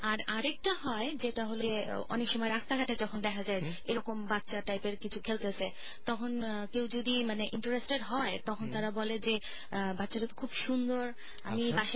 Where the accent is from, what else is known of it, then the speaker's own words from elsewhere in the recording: Dinajpur, Rangpur Division, Bangladesh; also born or lived in Khilkhet, Dhaka; now in Dhaka, Bangladesh; আমার দেশের বাড়ি দিনাজপুরে এবং আমার অ্যাকচুয়ালি আমরা এখন ওখানে থাকি বাট বেসিক্যালি আমার বাবা গাইবান্ধা ডিস্ট্রিক্ট থেকে